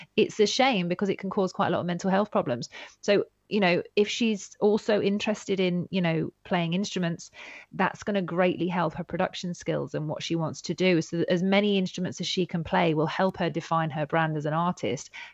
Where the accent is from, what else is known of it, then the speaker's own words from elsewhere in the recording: Yorkshire and the Humber, United Kingdom; also born or lived in Devon; when I got to the north of England